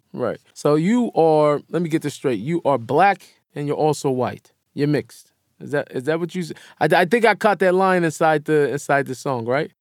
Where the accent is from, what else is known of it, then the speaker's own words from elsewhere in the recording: Seattle, Washington, United States; I grew up in Seattle